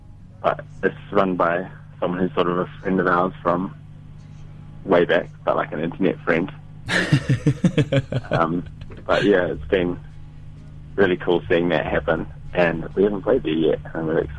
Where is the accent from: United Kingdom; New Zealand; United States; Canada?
New Zealand; Whanganui, Manawatū-Whanganui; I'm also from Whanganui, which is a small town in North Island.